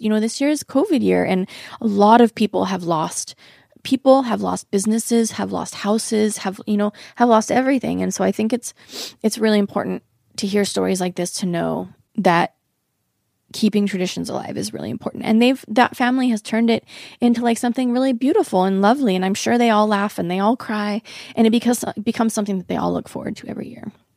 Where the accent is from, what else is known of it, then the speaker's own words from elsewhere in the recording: Oregon, United States; now in Los Angeles, United States; I grew up in Oregon